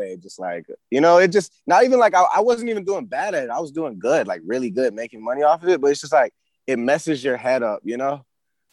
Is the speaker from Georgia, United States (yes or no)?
yes; Atlanta, Georgia, United States; growing up in Atlanta